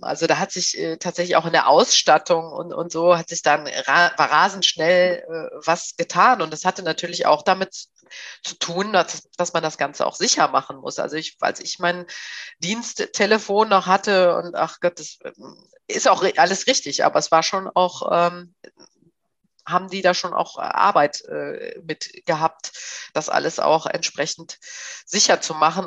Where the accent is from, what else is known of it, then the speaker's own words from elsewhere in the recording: Bergisches Land, North Rhine-Westphalia, Germany; now in Berlin, Germany; ich komme eigentlich ursprünglich aus dem ja, aus Nordrhein-Westfalen, aus dem Bergischen Land, aus dem Rheinland. Und ähm, ich lebe hier in Berlin